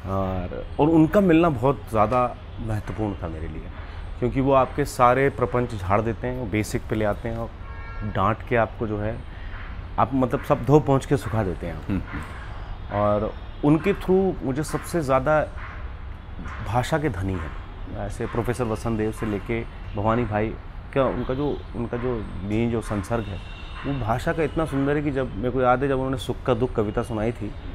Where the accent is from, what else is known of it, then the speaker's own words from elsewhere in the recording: Hoshangabad, Madhya Pradesh, India; moved away as an adult; also born or lived in Baramulla, Kashmir; now in Mumbai, India; मैं होशंगाबाद में मंदिरों का शहर है पला बड़ा हूँ